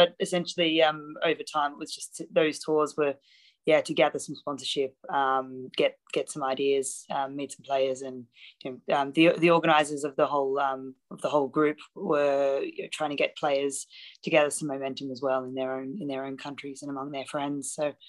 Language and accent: English; Australia; I had growing up in Australia